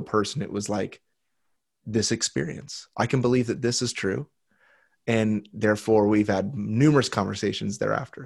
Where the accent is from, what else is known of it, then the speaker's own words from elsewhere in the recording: United States; I was born in the United States